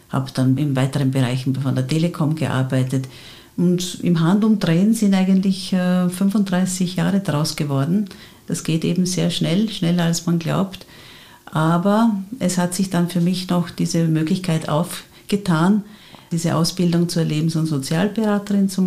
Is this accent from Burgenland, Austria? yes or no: yes; Frauenkirchen, Burgenland, Austria; moved away as an adult; also born or lived in Vienna (Mauer); now in Vienna, Austria; ich bin äh, gebürtige Burgenländerin, bin aufgewachsen in Frauenkirchen im Seewinkel, und ähm, bin aber mittlerweile seit ungefähr 37 Jahren bereits in Wien und davon 34 Jahre in Mauer.